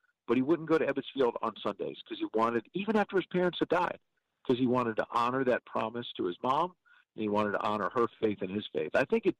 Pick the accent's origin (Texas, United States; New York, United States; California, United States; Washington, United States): New York, United States; I'm from New York